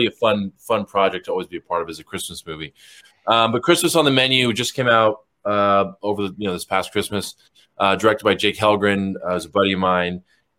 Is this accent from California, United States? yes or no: yes; Los Angeles, California, United States; Los Angeles, California.